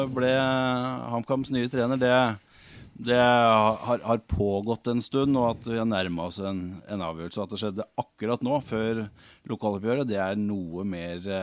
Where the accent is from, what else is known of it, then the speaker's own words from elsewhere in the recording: Hamar, Innlandet, Norway; Jeg er født og oppvokst på Briskeby